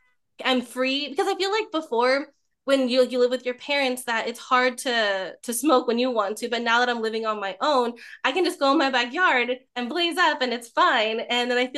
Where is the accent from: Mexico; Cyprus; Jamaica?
Mexico; I'm Mexican.